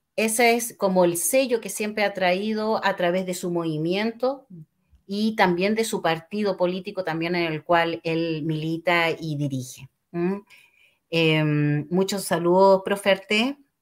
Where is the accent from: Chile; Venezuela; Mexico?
Chile; como chilenos